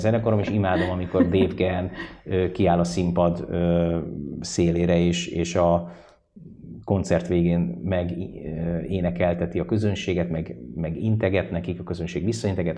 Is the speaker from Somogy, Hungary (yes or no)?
no; Székesfehérvár, Fejér, Hungary; moved away; én Fehérváron nőttem föl